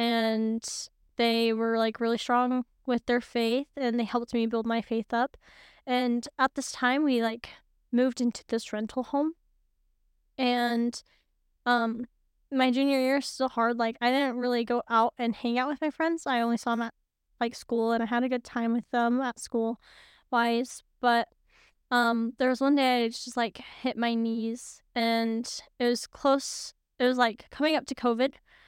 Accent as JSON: {"language": "English", "region": "Missouri", "country": "United States", "tie": "born or raised there", "moved": "yes", "said": "Well, I grew up in Missouri."}